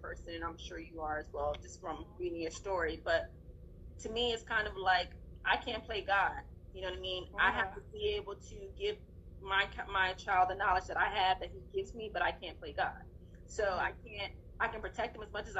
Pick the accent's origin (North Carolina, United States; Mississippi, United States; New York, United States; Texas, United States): Texas, United States; I grew up in Texas, but my family was in Louisiana